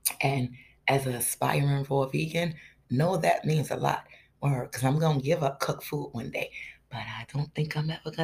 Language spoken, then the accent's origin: English; United States; as an American